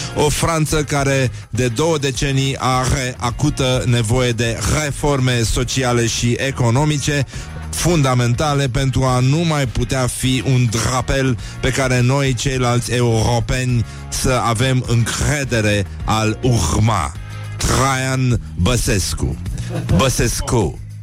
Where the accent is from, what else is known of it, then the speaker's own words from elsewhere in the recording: Brăila, Brăila County, Romania; fratele vostru grec din Brăila